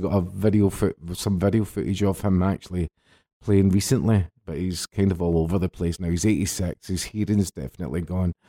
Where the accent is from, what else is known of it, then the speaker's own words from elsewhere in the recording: Glasgow, Scotland, United Kingdom; In between the Balance and Celtic Park. That's where I was sort of brought up